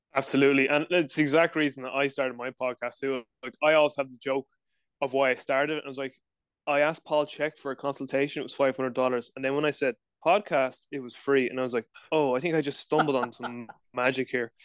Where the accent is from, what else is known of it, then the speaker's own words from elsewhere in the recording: Dublin, Leinster, Ireland; I'm from Dublin, Ireland, live in Ireland uh, currently as well